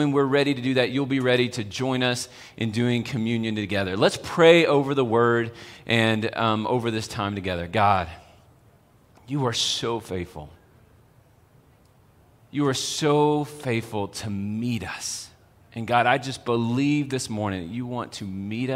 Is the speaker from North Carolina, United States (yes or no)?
no; Texas, United States; moved away as an adult; now in Colorado, United States; I remember when I first moved to Colorado. I'm from Texas